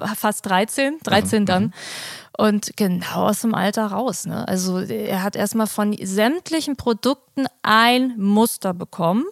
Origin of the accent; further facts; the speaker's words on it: Berlin, Germany; also born or lived in Kreuzberg; ich komme ja aus der Straße, wo auch äh, die Disco ist